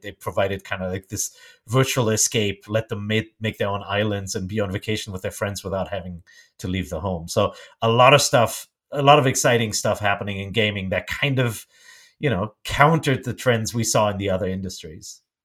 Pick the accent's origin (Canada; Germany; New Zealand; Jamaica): Germany; English is a second language; moved away as an adult; also born or lived in Japan; I grew up in Germany